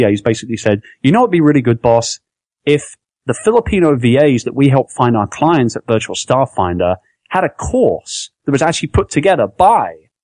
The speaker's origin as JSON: {"language": "English", "region": "London", "country": "United Kingdom", "moved": "yes", "lives_now": "Philippines", "said": "I'm from London, I'm from England"}